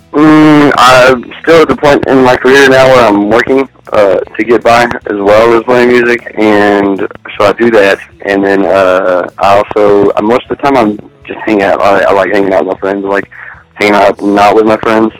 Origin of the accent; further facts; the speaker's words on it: Roby, Texas, United States; also born or lived in Sweetwater, Texas / Levelland, Texas; now in Lubbock, United States; I'm from Roby, Texas. Roby and Sweetwater, actually. I lived in between the two of them, and uh, I always switched schools between the two